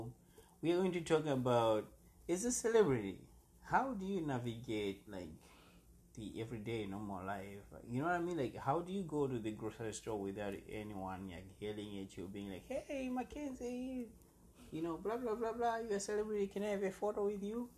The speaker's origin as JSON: {"language": "English", "town": "Smyrna", "country": "United States", "said": "And I'm a kid from Smyrna"}